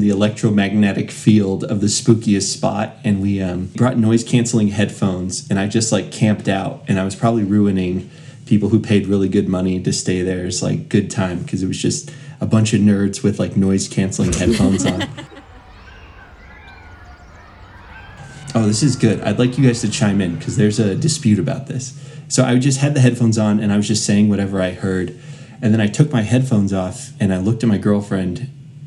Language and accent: English; Colorado, United States; I'm from Colorado